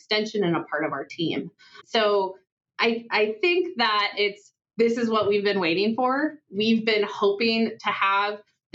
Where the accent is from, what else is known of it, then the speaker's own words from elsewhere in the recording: Oregon, United States; now in Idaho, United States; I'm from the Northwest, I'm from Oregon